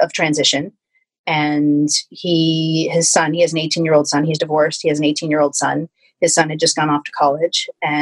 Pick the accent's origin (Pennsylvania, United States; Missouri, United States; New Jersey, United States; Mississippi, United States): New Jersey, United States; I grew up in New Jersey